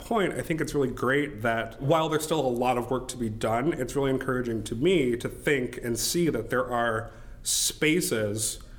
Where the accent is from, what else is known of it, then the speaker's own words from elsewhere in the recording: Nebraska, United States; also born or lived in Florida / United Kingdom; I was born in Florida. We lived in the UK for several years. And then after the UK, we came to Nebraska, which is where both of my parents still live.